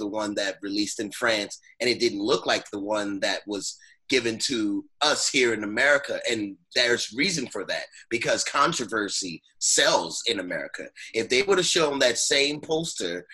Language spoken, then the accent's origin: English; New Orleans, Louisiana, United States; I'm from New Orleans